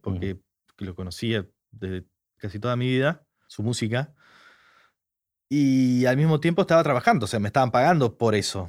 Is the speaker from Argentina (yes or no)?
yes; Argentina; soy argentino